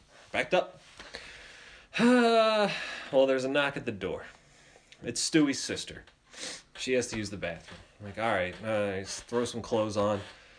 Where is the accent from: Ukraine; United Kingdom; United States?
United States; I'm from America, bitch, where the Eagles play.